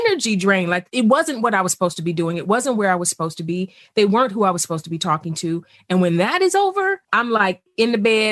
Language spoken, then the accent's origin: English; East Cleveland, Ohio, United States; I grew up poor in East Cleveland.